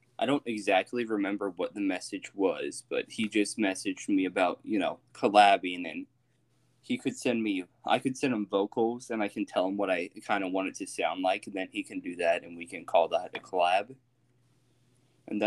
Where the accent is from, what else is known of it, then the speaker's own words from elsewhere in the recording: United States; I am from America